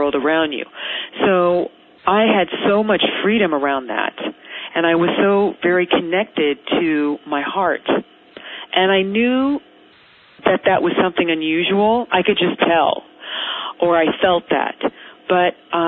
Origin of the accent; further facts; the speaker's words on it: Marin County, suburb of San Francisco, California, United States; I grew up in a suburb of San Francisco called Marin County